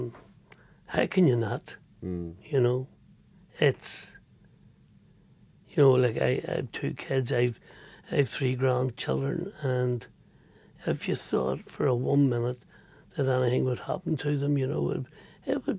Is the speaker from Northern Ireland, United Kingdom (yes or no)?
yes; Belfast, Northern Ireland, United Kingdom; I'm from North Belfast